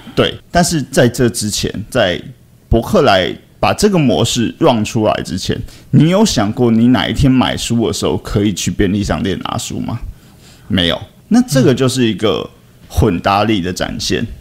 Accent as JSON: {"language": "Chinese", "country": "Taiwan", "said": "这个身为台湾人"}